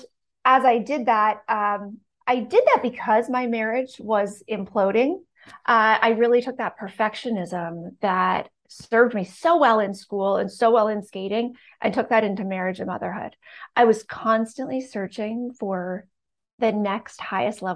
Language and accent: English; Canada; So I grew up in Canada, super small town with one stoplight